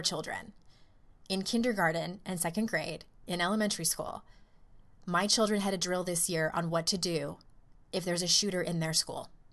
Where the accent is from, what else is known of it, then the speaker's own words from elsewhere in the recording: California, United States; when I was in elementary school and growing up in California